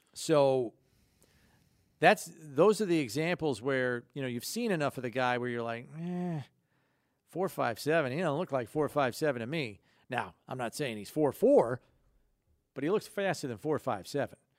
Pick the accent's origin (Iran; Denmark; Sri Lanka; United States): United States; downstate New York; I grew up downstate